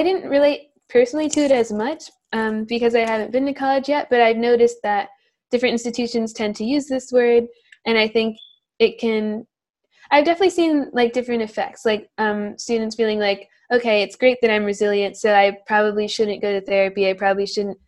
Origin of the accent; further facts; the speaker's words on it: New York, United States; I am 19 and from New York.